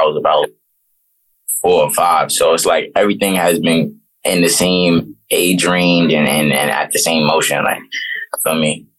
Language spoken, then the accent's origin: English; New York City, New York, United States; also born or lived in Brooklyn, New York City / California / North Carolina / Washington, D.C.; But I grew up mainly in Harlem. So like me growing up in Harlem, that's just where I mainly got all my stripes at. Harlem is where I'm from